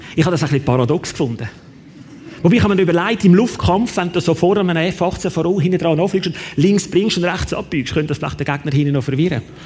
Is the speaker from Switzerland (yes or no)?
yes; Switzerland; bei uns in der Schweiz